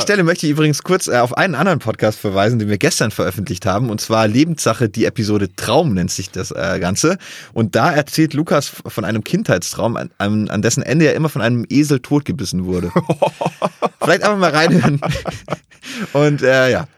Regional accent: Bad Waldsee, Baden-Württemberg, Germany; meiner Heimatstadt Bad Waldsee

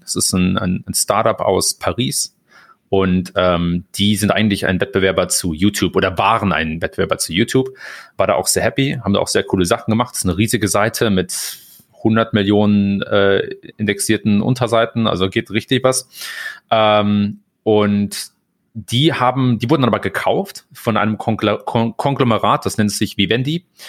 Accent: Germany; moved away as an adult; also born or lived in Hamburg; now in United States; als Deutscher

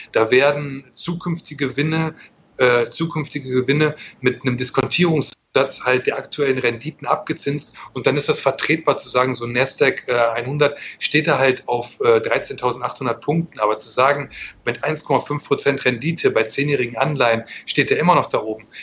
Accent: Germany; Ich bin kein Italiener, ich bin Deutscher.

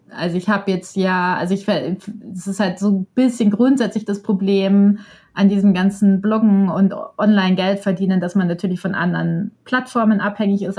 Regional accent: Bavaria, Germany; ich komme ja selber auch aus Bayern

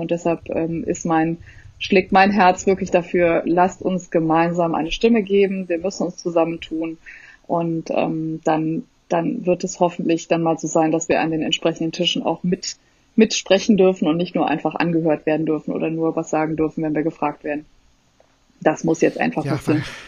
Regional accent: Germany; also born or lived in Netherlands; Ich bin ja dort geboren auch und äh, bin aber deutsch in Deutschland sozialisiert

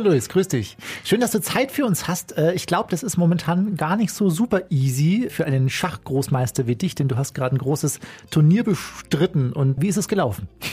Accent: Bavaria, Germany; ich komme aus Bayern, ich komme vom Land

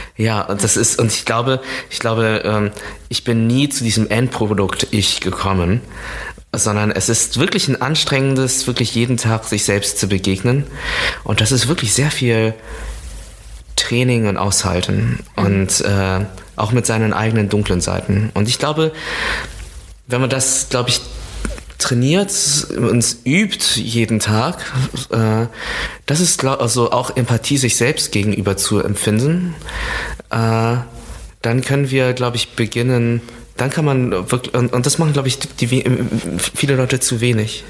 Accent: near Düren, North Rhine-Westphalia, Germany; in der Nähe, wo ich aufgewachsen bin, ist der Ort Düren. Das ist, äh, das ist dort auch, wo ich zur Schule gegangen bin

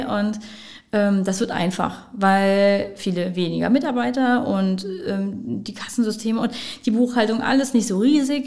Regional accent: Wittlich, Rhineland-Palatinate, Germany; now in Trier, Germany; Mein Vater ist Müllermeister, hat eine Mühle in Lüxem oder Lüxem bei Wittlich. Mhm und eine Bäckerei. Und da bin ich damit auch groß geworden.

